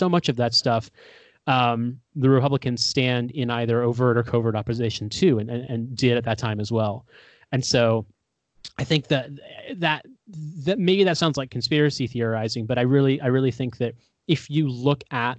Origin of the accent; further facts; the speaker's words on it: Indiana, United States; In my home state of Indiana